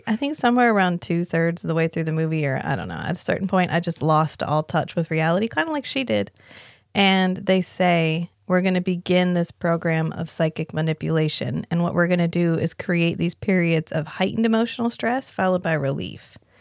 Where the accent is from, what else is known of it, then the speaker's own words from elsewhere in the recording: North Carolina, United States; I'm from North Carolina